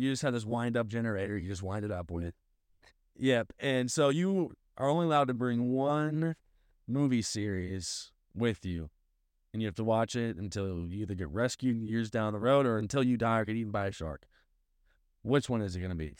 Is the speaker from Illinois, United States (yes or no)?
no; St. Louis, Missouri, United States; I am from Saint Louis